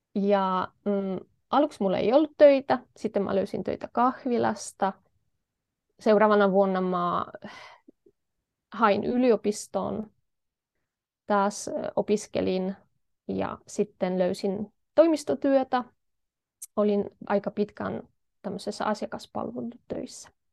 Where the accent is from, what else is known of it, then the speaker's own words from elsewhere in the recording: Poland; Finnish is a second language; moved away as an adult; now in Tampere, Finland; mä oon kotoisin Puolasta ja ähm, olen oppinut Suomen aikuisiässä